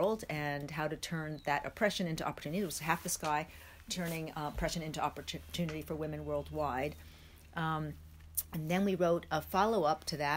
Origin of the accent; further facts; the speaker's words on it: New York City, New York, United States; moved away as an adult; also born or lived in Hong Kong; I actually am from New York City, born and raised there